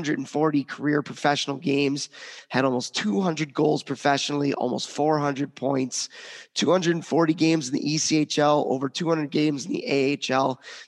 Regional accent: Chicago, Illinois, United States; moved away; So I grew up in Chicago.

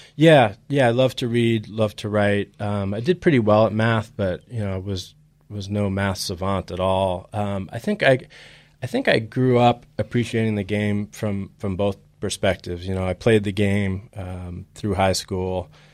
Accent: Boston, Massachusetts, United States; moved away as an adult; also born or lived in New York; now in Chicago, United States; I was just a typical kid growing up in Boston, um, initially in New York and then Boston

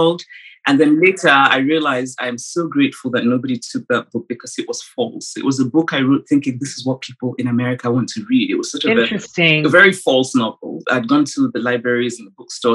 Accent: Nsukka, Enugu State, Nigeria; I grew up the fifth of six children in a university town in Nigeria, which was Nsukka

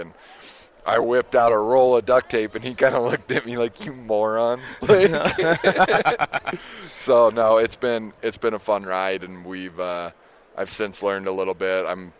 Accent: just outside of Des Moines, Iowa, United States; moved away as an adult; now in Salt Lake City, United States; I grew up just outside of Des Moines, Iowa, doing a ton of whitetail hunting.

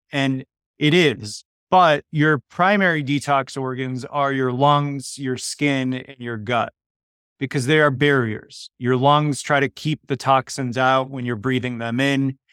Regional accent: Chicago, Illinois, United States; first language Polish; English is a second language; I was born in Chicago, first generation, but I grew up speaking Polish before I learned English

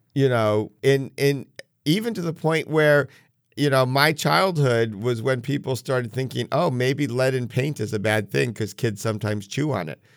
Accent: New England, United States; growing up in New England

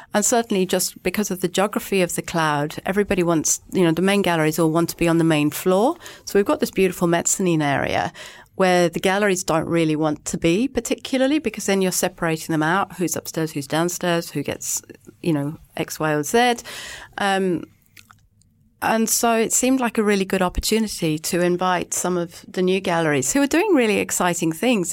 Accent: England, United Kingdom; now in Auckland, New Zealand; I'm English

